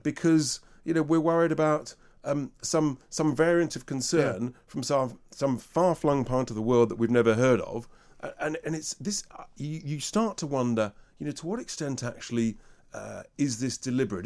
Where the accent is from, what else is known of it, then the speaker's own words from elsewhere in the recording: England, United Kingdom; I'm English